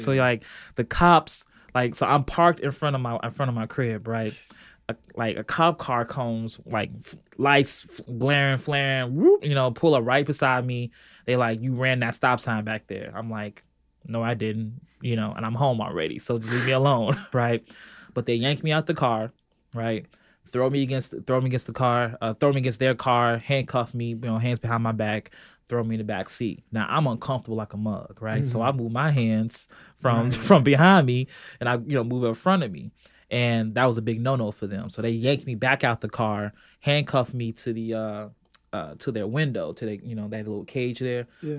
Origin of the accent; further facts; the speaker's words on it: Chicago, Illinois, United States; also born or lived in Belgium / California; So I was born in Belgium, military family. So we hopped around a lot, California. But mostly it's been Chicago. Mostly it's been Southside, particularly 93rd and King Drive.